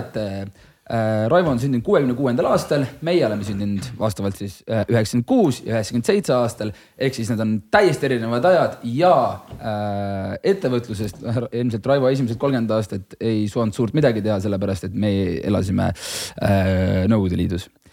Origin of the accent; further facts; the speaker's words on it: Hiiumaa, Hiiu County, Estonia; kodust Hiiumaalt, ma olen ise Hiiumaalt